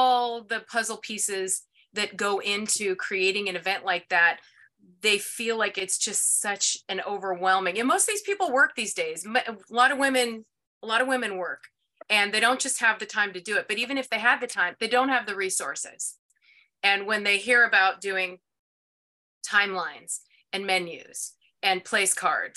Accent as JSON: {"language": "English", "region": "Ohio", "country": "United States", "said": "I'm from Ohio"}